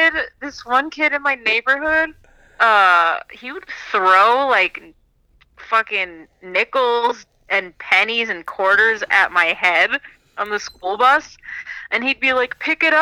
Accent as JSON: {"language": "English", "area": "Rockland County", "region": "New York", "country": "United States", "tie": "born or raised there", "lives_now": "Orange County, New York, United States", "said": "I grew up in Rockland. I just moved to Orange County with my boyfriend about a year ago, actually."}